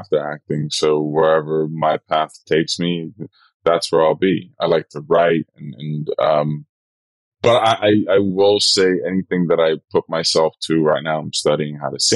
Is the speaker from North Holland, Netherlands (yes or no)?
no; Rotterdam, South Holland, Netherlands; English is a second language; moved away as an adult; also born or lived in Suriname; now in United States; Rotterdam is where I grew up in the Netherlands.